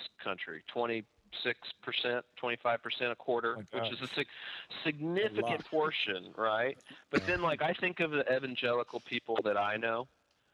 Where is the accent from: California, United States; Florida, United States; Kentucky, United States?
Kentucky, United States; I'm from Kentucky